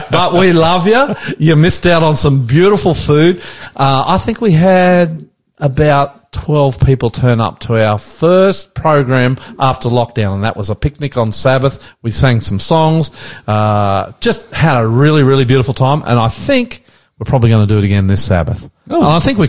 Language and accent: English; Australia; I'm the …, and it's a beautiful day here in Sydney.